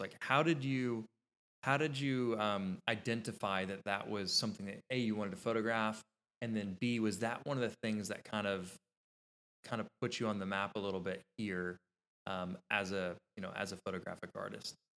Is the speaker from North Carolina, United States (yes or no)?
yes; Kitty Hawk, North Carolina, United States; moved away as an adult; also born or lived in Nashville, Tennessee; my hometown, Kitty Hawk, North Carolina